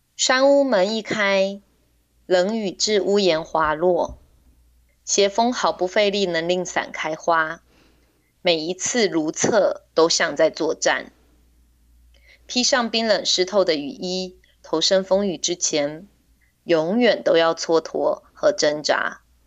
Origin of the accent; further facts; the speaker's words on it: Taiwan; also born or lived in Meinong; 我是这里的孩子